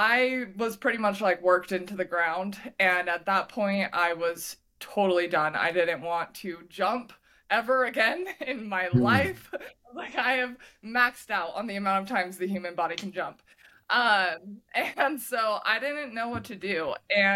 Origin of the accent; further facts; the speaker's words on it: Utah, United States; So originally I am from Utah. I lived in Utah my whole life.